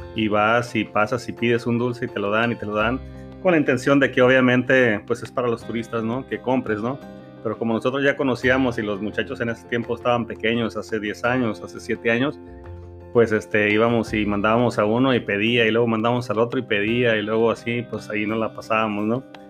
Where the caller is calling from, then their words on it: California, United States; te mandamos muchos saludos desde la bella ciudad de California, en, en Estados Unidos